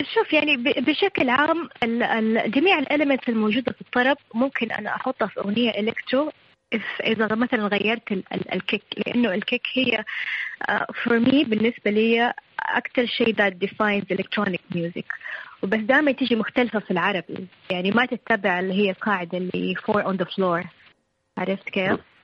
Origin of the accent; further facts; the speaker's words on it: Saudi Arabia; عندنا في السعوديه